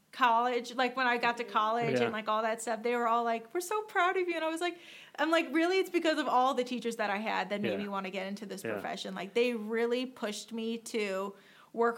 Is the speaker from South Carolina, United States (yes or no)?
no; St. Louis, Missouri, United States; I was born here in St. Louis. And so I went to Hannah Woods Elementary.